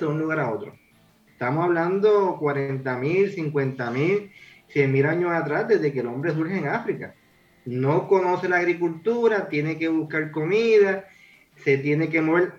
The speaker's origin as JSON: {"language": "Spanish", "country": "Puerto Rico"}